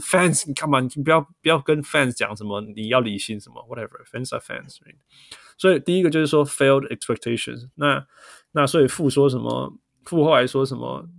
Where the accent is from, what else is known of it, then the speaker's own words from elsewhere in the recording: Taiwan; moved away; also born or lived in Canada; 我就是台湾跟加拿大长大